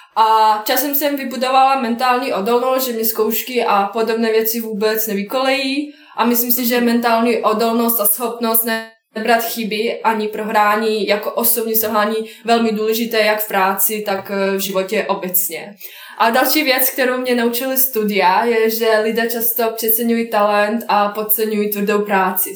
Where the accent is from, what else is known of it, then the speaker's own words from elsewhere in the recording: Bosnia & Herzegovina; Czech is a second language; moved away as an adult; now in Prague, Czech Republic; pocházím z Bosny